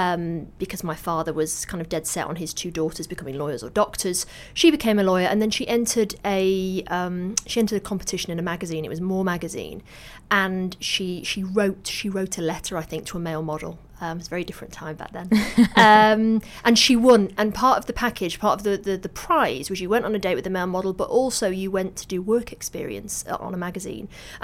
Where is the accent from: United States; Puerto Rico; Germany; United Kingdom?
United Kingdom; Manchester, North West England; But I didn't know, because I grew up in Manchester.